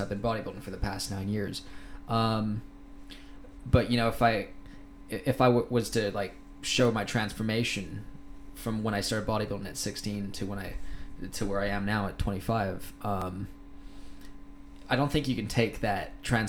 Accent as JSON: {"language": "English", "country": "Thailand", "tie": "born or raised there", "said": "I think I got my accent in Thailand. I grew up with a lot of Americans, Canadians, people from all over the world."}